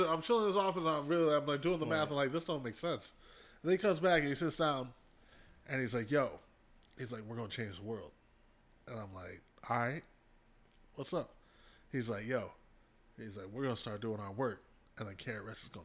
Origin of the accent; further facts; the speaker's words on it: Ann Arbor, Michigan, United States; I grew up in Ann Arbor.